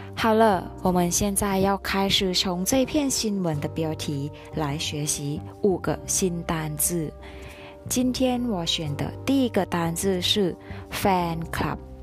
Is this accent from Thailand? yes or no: yes; Thailand; 我们泰国人